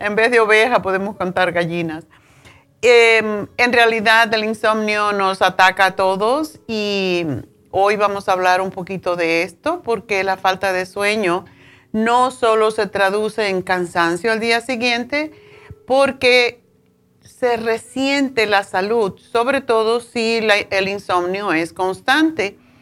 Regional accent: Tánamo, Holguín, Cuba; moved away; en mi pueblo, yo vivía en un pueblito, mi padre era, como decir, el, jefe del pueblo, porque era la tienda más grande que existía, que no era de él, era del central eh, Tánamo

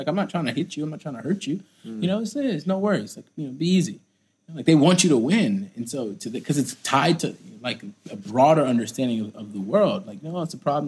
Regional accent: United States; Me being American

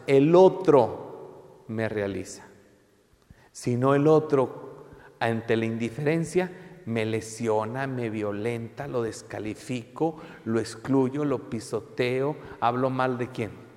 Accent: Mexico; tú y yo somos mexicanos

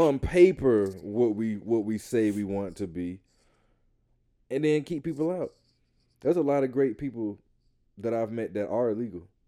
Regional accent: Atlanta, Georgia, United States; I grew up in the South. I grew up in Atlanta.

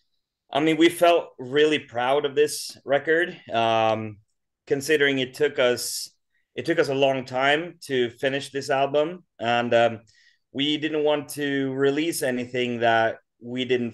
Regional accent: Sweden; born or raised there; also born or lived in Stockholm

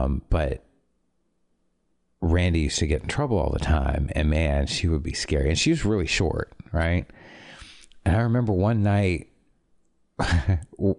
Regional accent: Toronto, Ontario, Canada; growing up in Toronto, it's really, really diverse that way.

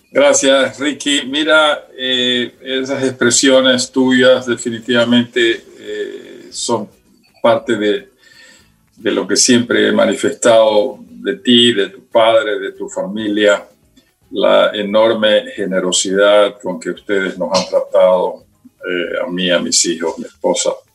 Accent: Guayaquil, Guayas, Ecuador; also born or lived in United States / Quito; yo nací en Guayaquil

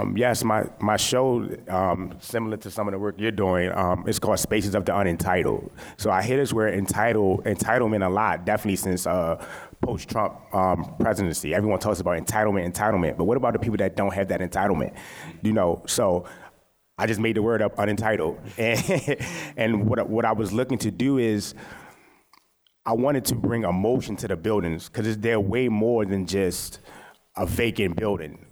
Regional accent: Baltimore, Maryland, United States; I'm from West Baltimore

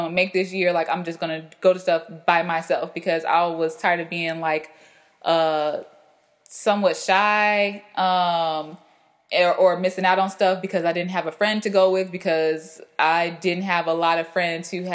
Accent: Chicago, Illinois, United States; moved away as an adult; also born or lived in Los Angeles; I have moved back to my hometown of Chicago

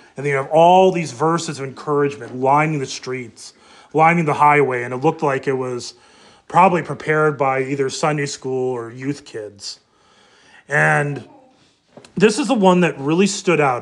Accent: Moorhead, Minnesota, United States; moved away; also born or lived in Des Moines, Iowa; we grew up in Moorhead and then lived in Des Moines

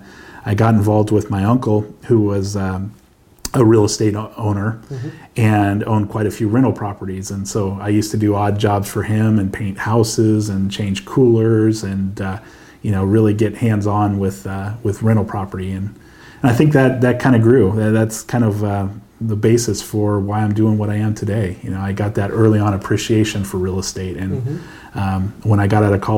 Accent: Antelope Valley, Lancaster, Palmdale area, California, United States; I grew up over in the Antelope Valley, Lancaster, Palmdale area

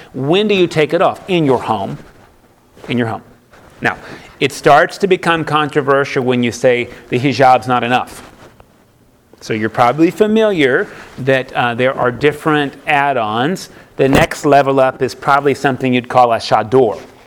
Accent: United States; I'm an American

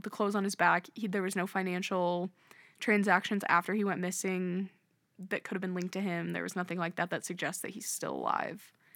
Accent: Nebraska, United States; we're from Nebraska, but we're not from that area of the state

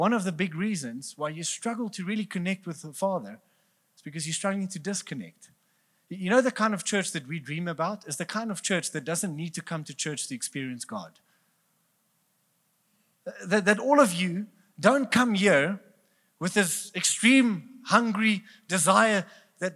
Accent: Bloemfontein, Free State, South Africa; We are from Bloemfontein, so we're cheap

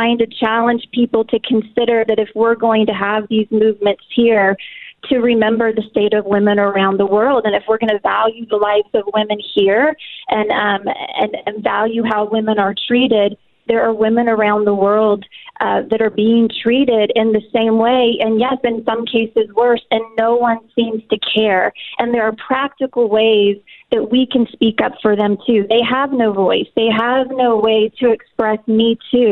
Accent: United States; as an American woman

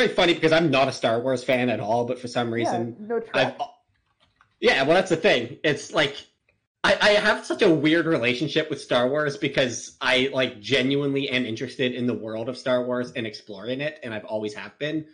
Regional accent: Canada; I'm Canadian, and our national animal here in Canada is beaver

